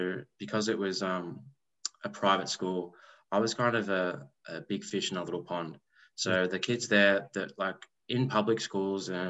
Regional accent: Melbourne, Victoria, Australia; I grew up southeastern suburbs of Melbourne

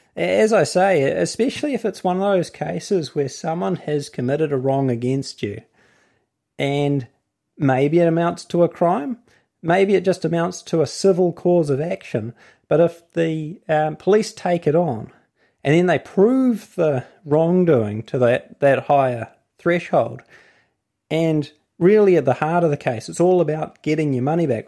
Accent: New Zealand; accent: New Zealand; my accent, New Zealand.

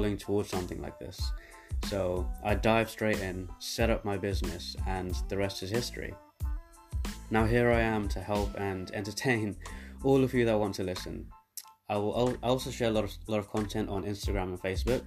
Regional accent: London, United Kingdom; also born or lived in South Africa / Birmingham; Then me and my family moved to London, where I now reside.

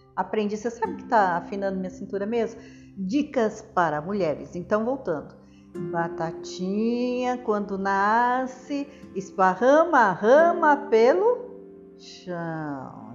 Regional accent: Brazil; also born or lived in São Paulo; sou brasileiro

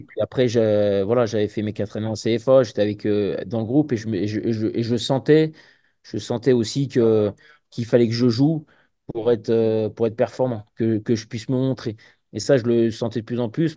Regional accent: village near Oullins, Auvergne-Rhône-Alpes, France; j'ai pu rejoindre le, club de mon village à deux ans. Et après, à partir de là, je suis parti à côté du Casco Loulin, qui était, euh, qui était un club qui était très réputé chez les jeunes avant la formation lyonnaise

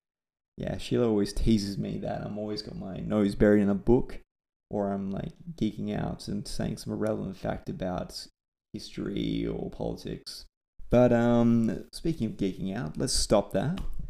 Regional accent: Perth, Western Australia, Australia; I'm from Perth, Western Australia

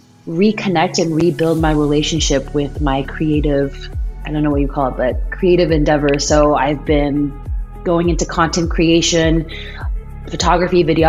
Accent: Aurora, Colorado, United States; moved away as an adult; also born or lived in Michigan / California / Seattle, Washington; now in Lynnwood, United States; Born and raised in Aurora, Colorado

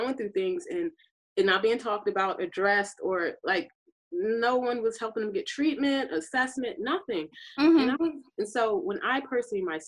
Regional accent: Philadelphia, Pennsylvania, United States; moved away as an adult; now in Austin, United States; I'm originally from Philadelphia, Pennsylvania. I've lived in Austin, Texas for most of my adult life.

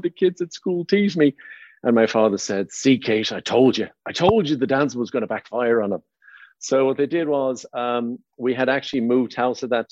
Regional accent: Dublin, Leinster, Ireland; moved away as an adult; also born or lived in Baldoyle, Ireland / Howth, Ireland; now in United States; born and raised in Dublin, Ireland, and I lived out in a little suburb town of a town called Baldoyle

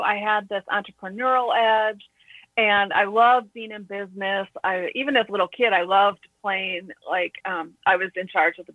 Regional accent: Midwest, United States; I grew up in the Midwest

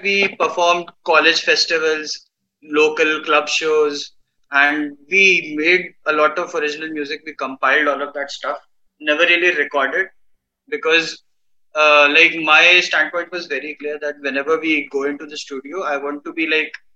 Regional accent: Bhopal, Madhya Pradesh, India; also born or lived in Pune / Indore; I am from Bhopal.

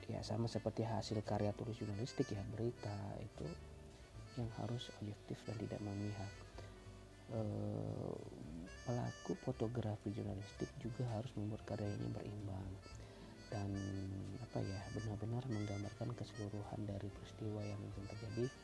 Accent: Tanjung Barat, Jambi, Indonesia; pengen membahas tentang kuliner deh yang ada di Indonesia khususnya di daerah gue di Tanjung Barat Provinsi Jambi

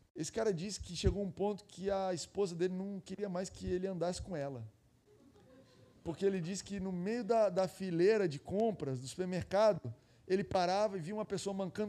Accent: Goiás, Brazil; eu sou de Goiás lá

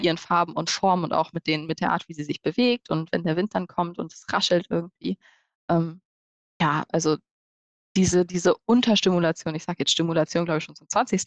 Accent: Hanover, Lower Saxony, Germany; wir kommen ja alle aus Hannover und haben da ja studiert, haben auch unser Büro

